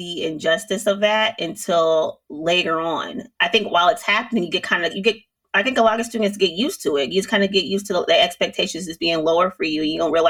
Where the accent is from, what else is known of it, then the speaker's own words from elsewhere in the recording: Milwaukee, Wisconsin, United States; born and raised in Milwaukee, my family has always been very much pretty prominent members in just the community.